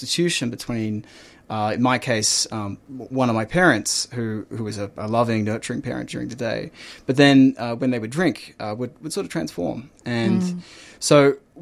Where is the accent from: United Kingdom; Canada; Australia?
Australia; Melbourne, Victoria; I grew up in Melbourne. I grew up in Ivanhoe